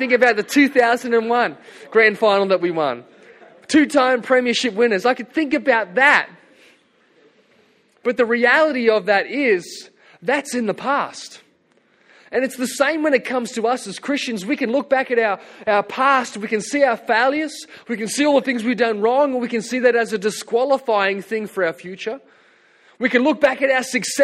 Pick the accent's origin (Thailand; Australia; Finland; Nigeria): Australia; Hunter Valley, New South Wales; I grew up in the Hunter Valley